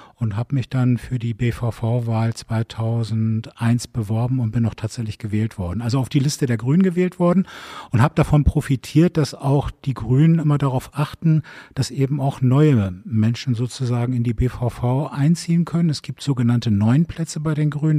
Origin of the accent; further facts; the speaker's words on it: Bremen, Germany; now in Berlin, Germany; Ich bin in Bremen geboren